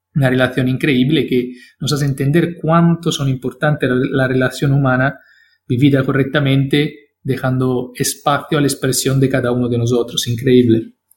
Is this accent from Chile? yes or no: no; Italy; Spanish is a second language; yo soy italiano